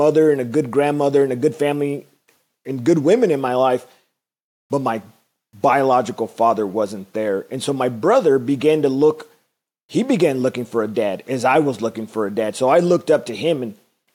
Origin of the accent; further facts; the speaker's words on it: Whittier, California, United States; I grew up in the city of Whittier